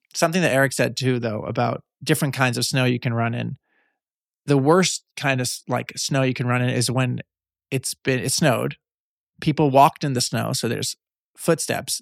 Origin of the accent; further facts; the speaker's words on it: Long Island, New York, United States; I'm from Long Island, just across the water